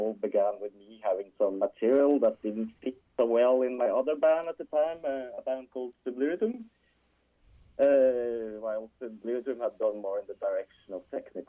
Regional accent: Trondheim, Trøndelag, Norway; I am from Trondheim, or we are living in Trondheim. It's basically just in the middle of Norway

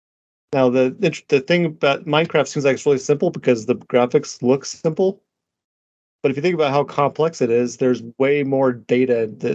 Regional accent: United States; I'm an American

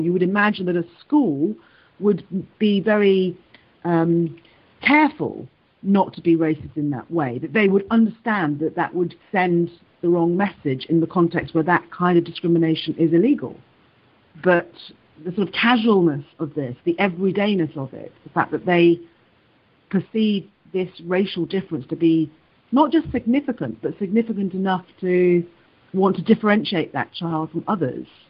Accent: Wales, United Kingdom; moved away; also born or lived in London / England; I was born in London. I was taken to Wales. I grew up in Wales, then moved back to England, and then have moved recently back to Wales

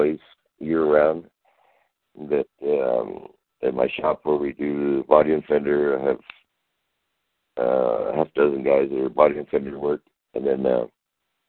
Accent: Mexico; also born or lived in El Paso, Texas; I was raised in Mexico. I was just born in El Paso, Texas

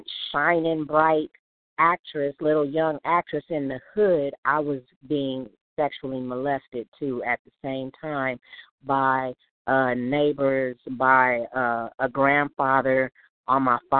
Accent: Los Angeles, California, United States; I was born and raised in South Central Los Angeles

